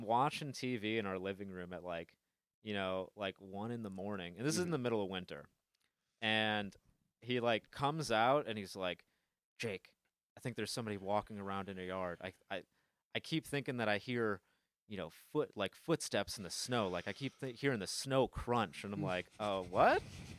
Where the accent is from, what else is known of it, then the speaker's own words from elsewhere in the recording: Bay City, Michigan, United States; Bay City, Michigan.